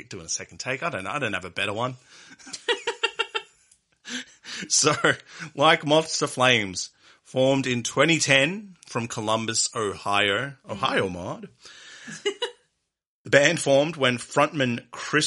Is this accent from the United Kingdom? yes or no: no; Australia; as an Australian